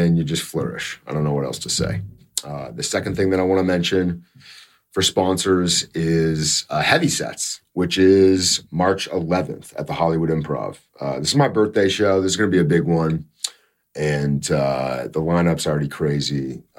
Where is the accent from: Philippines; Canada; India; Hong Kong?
Canada; I'm Canadian